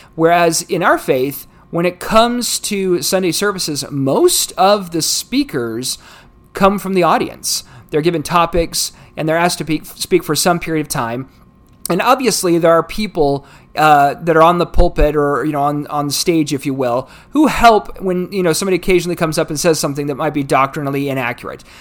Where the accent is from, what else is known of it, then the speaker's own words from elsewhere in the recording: United States; United States, my, my home country